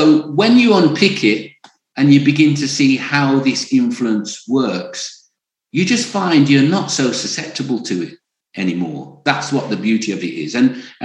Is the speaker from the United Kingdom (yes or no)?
yes; Birmingham, West Midlands, United Kingdom; I grew up in Birmingham